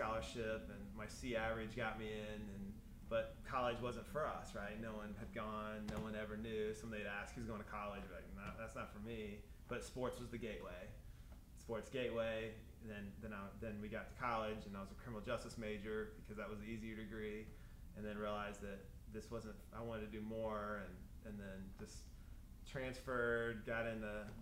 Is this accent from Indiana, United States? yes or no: yes; Greenwood, Indiana, United States; Grew up in Greenwood